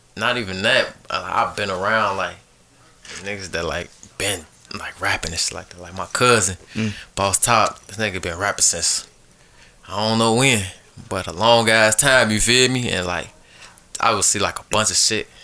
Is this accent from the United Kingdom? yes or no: no; Chicago, Illinois, United States; I grew up in Chicago, um, south side of Chicago